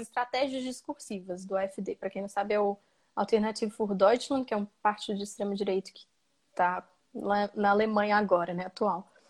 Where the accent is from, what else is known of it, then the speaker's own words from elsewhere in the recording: Brazil; eu nasci dentro dessa fronteira